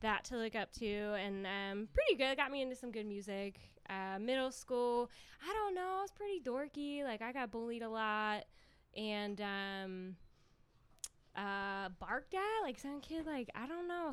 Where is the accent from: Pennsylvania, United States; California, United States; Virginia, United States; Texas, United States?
Pennsylvania, United States; Lansdale; I was born in Lansdale, Pennsylvania